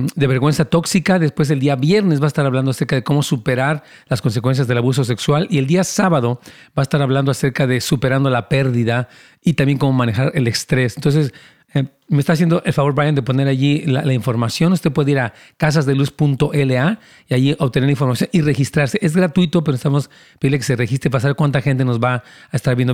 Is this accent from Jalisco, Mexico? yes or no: no; Mexico City, Mexico; Yo también soy capitalino